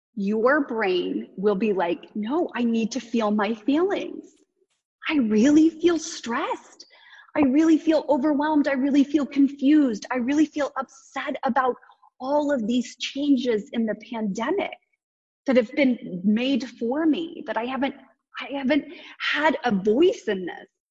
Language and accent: English; Kansas, United States; you can tell I'm from Kansas